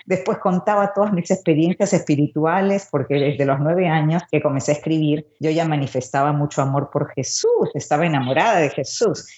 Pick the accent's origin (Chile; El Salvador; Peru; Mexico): Peru; Lima; also born or lived in Santiago de Cuba, Cuba; now in Miami, United States; Yo nací en Santiago de Cuba, de madre cubana y de padre peruano, pero al año de nacida, mi papá, Ciro Alegría, un famoso escritor considerado el primer clásico de la literatura peruana, decidió que nos mudábamos a Lima